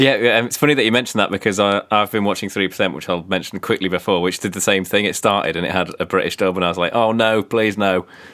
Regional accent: Switzerland; I grew up in Switzerland, my dad watched stuff in German

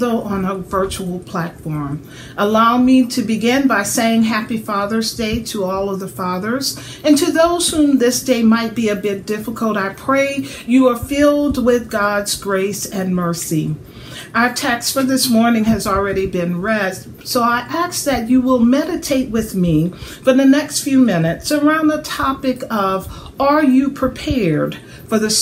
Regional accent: southern Louisiana, United States; now in Middle Tennessee, United States; Having grown up in southern Louisiana, I know a little bit about hurricanes

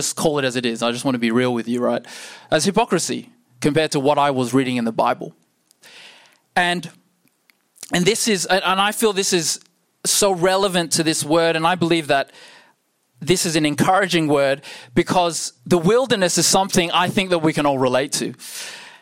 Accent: Perth, Western Australia, Australia; I'm born and raised in Perth

